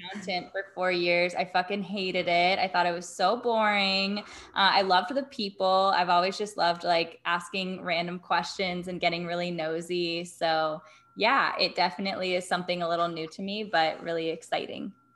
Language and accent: English; Atlanta, Georgia, United States; now in Las Vegas, United States; I grew up in Atlanta